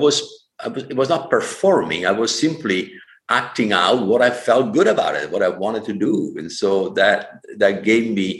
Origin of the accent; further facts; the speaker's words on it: Vicenza, Veneto, Italy; English is a second language; moved away as an adult; now in California, United States; born, growing up, educated in Catholic Italy, North Italy. Vicenza was my hometown